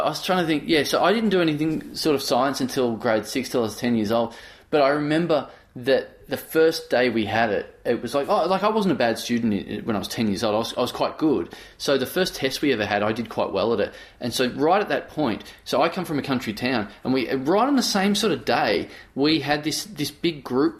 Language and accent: English; Australia; I'm Australian.